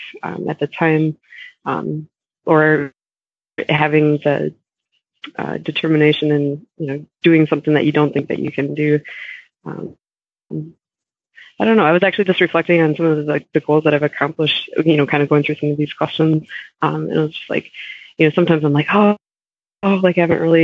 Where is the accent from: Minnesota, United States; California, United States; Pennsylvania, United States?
Minnesota, United States; now in Wisconsin, United States; I grew up, I grew up in Minnesota, and we lived like a half hour away from Iowa and a half hour away from Wisconsin